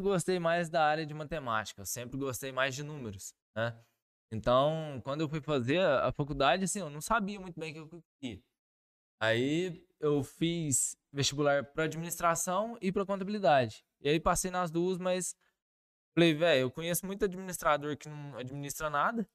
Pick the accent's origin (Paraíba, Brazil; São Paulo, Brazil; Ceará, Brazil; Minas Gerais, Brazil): Minas Gerais, Brazil; Carmo do Rio Claro; moved away as an adult; also born or lived in Varginha; eu sou natural de Carmo do Rio Claro, né? Nasci, fui criado lá e morei lá até os 23 anos de idade.